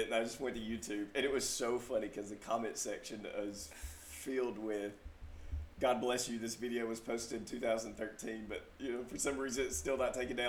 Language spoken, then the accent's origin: English; Mississippi, United States; now in Dallas, United States; I'm from Mississippi.